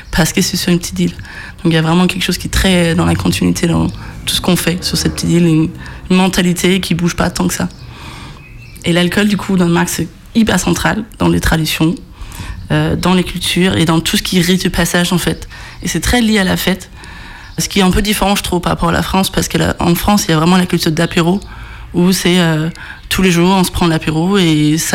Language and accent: French; Odense, Southern Denmark, Denmark; moved away; Je viens de Odense, très difficile à prononcer. Toute petite euh, ville comparée à la France, en tout cas, même si c'est le troisième ville du Danemark.